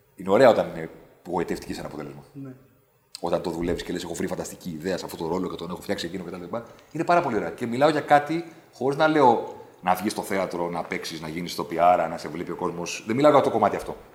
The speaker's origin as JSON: {"language": "Greek", "town": "Athens", "region": "Attica", "country": "Greece", "tie": "born or raised there", "also_born_or_lived": "Vari, Attica", "said": "Εγώ άλλαξα σχολείο το 88-89, φύγαμε από τα Πετράλωνα και πήγαμε στα Νότια"}